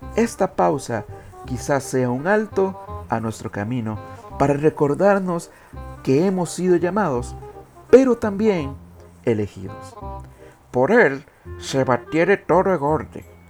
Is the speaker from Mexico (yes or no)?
no; Costa Rica